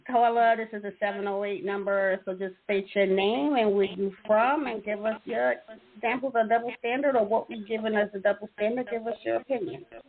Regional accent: New York, United States; I'm from New York

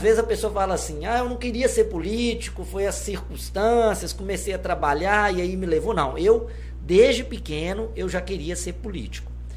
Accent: Governador Valadares, Minas Gerais, Brazil; eu sou nascido em Governador Valadares, na Ilha dos Araújos, minha vivência foi toda é, na ilha

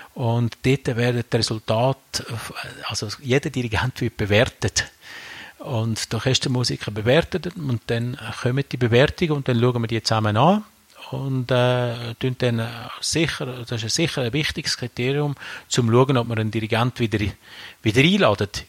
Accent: Aargau, Switzerland; now in Rüschlikon, Switzerland; Also ich bin ja im, im Aargau aufgewachsen

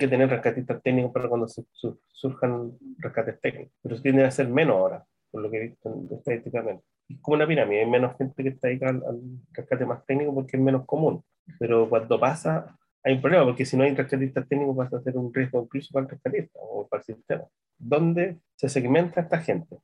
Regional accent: Chile

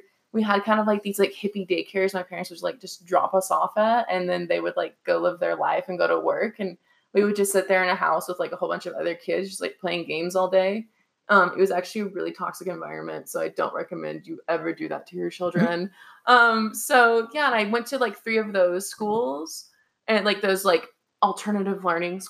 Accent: Deer Park, Texas, United States; also born or lived in Houston, Texas; I'm actually from Deer Park, Texas

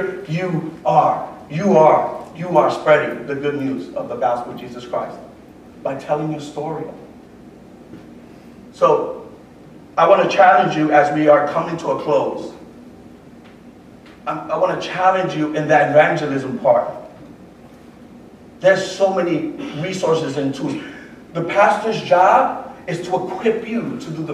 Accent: New York City, New York, United States; moved away; also born or lived in Puerto Rico / Lawrenceville, Georgia; I was born and raised in the Bronx

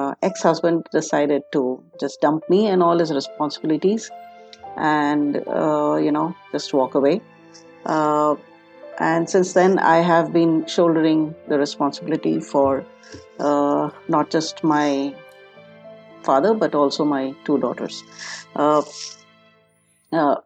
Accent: Jamshedpur, Jharkhand, India; also born or lived in Germany; I was born and brought up in Jamshedpur, a small town. It's a steel city

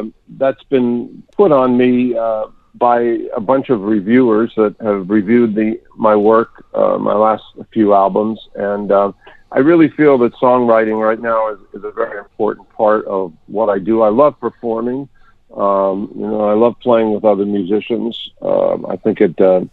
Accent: New York, United States; moved away; also born or lived in Pennsylvania; I was born in New York and raised there, but I was living in Pennsylvania

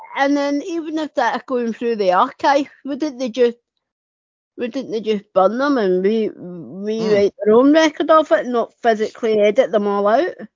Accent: Scotland, United Kingdom; I'm from Scotland

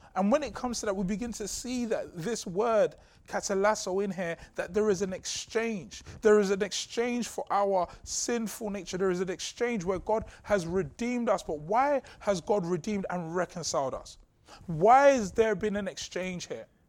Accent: London, United Kingdom; Growing up in Southeast London

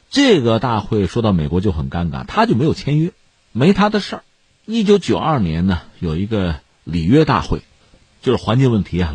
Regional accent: China; 我们是中国人

